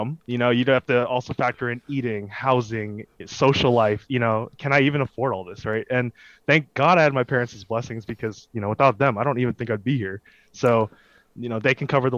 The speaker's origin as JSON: {"language": "English", "region": "Virginia", "country": "United States", "said": "A proud Virginian"}